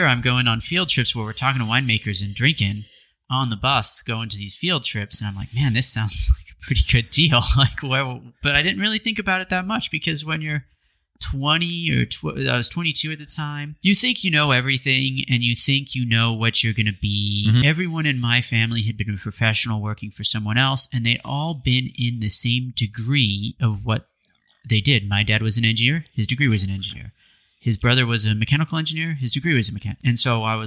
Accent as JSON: {"language": "English", "region": "Idaho", "country": "United States", "tie": "born or raised there", "also_born_or_lived": "Eastern Washington", "moved": "as an adult", "lives_now": "Sonoma, United States", "said": "it was like Idaho. It was just like my hometown"}